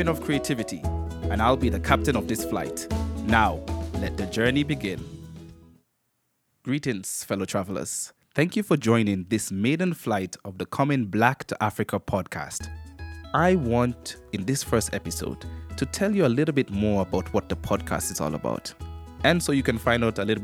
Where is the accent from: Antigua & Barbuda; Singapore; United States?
Antigua & Barbuda; also born or lived in Kenya; I am Kenyan-born and raised in the Twin Island state of Antigua and Barbuda